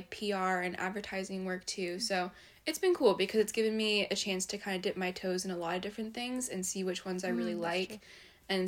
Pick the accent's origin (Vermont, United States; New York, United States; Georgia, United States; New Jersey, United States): New Jersey, United States; moved away as an adult; now in Virginia, United States; I'm from New Jersey